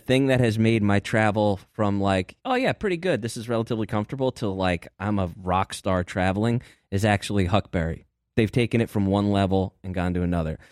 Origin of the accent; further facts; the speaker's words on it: Hartford, Connecticut, United States; my hometown of Hartford.